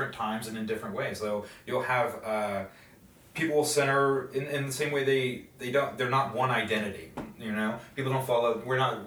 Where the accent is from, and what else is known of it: United States